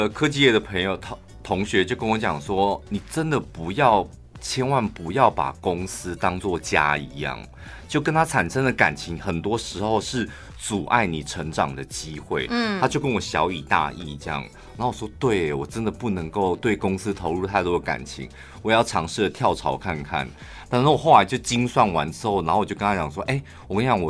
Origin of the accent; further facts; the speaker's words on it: central Taiwan, Taiwan; 我们中部人真好厉害哦！